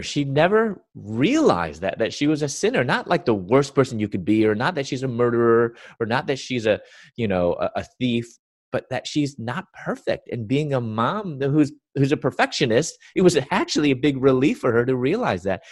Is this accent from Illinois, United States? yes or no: yes; Chicago, Illinois, United States; was born and raised in Chicago